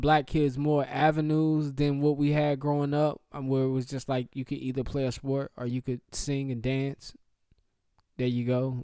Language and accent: English; Charlotte, North Carolina, United States; I grew up in Charlotte